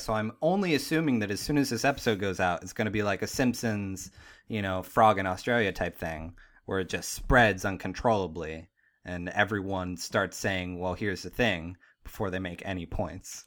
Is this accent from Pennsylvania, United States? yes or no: yes; Pittsburgh, Pennsylvania, United States; moved away; I'm from Pittsburgh